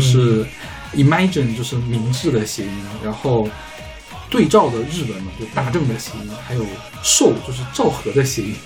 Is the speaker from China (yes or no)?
yes; China